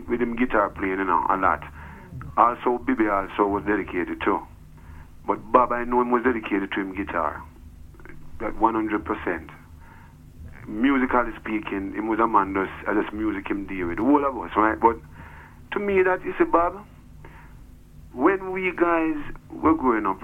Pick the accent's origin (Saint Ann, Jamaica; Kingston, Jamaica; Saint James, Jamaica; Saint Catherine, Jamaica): Kingston, Jamaica; I'm from Denhamtown, I'm from Trenchtown